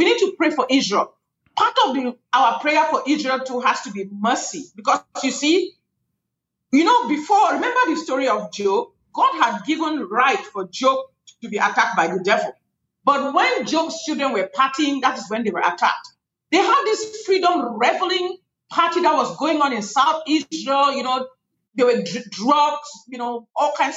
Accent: Cameroon; moved away; I come from Cameroon, West Africa. That's where I am from originally

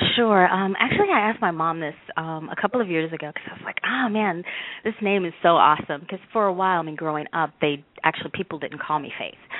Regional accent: the South, United States; our family, I mean, we're from the South

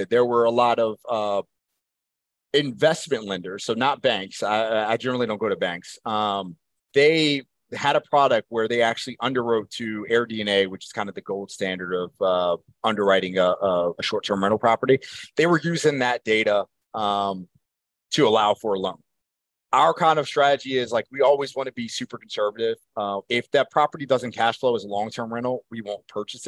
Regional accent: Baltimore, Maryland, United States; I'm from Baltimore.

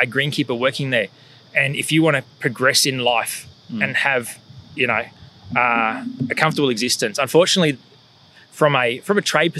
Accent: Leonay, New South Wales, Australia; now in Scone, Australia; So as a kid, I grew up in Leonay, which is a suburb just the other side of the of Penrith there, on the, across the Nepean River.

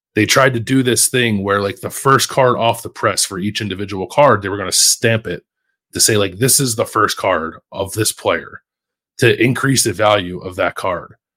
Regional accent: Philadelphia, Pennsylvania, United States; moved away as an adult; now in Columbus, United States; kid growing up in Philly

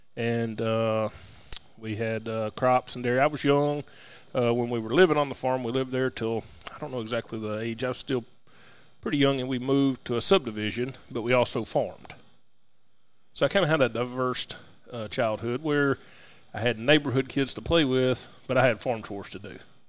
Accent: Campbellsville, Kentucky, United States; born or raised there; also born or lived in Russell County, Kentucky

